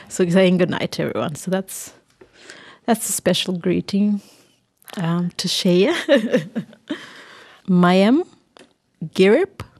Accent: Thursday Island, Queensland, Australia; I was born and bred on Thursday Island.

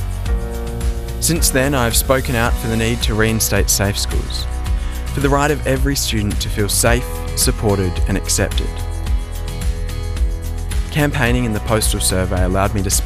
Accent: Ulverstone, Tasmania, Australia; My hometown of Ulverston still lacks public role models

